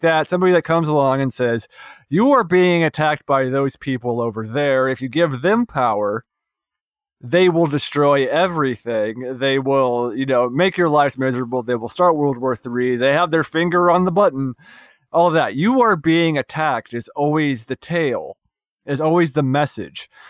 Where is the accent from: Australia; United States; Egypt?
United States; West Virginia; my home state of West Virginia